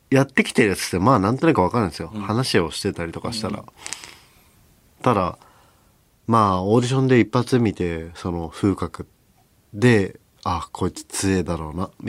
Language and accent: Japanese; Itabashi, Tokyo, Japan; 板橋区出身なんで、僕も。じゃあ、ほぼ同じ頃に、下町を、あ